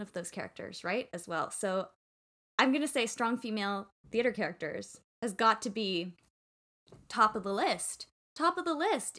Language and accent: English; Canada; I'm Canadian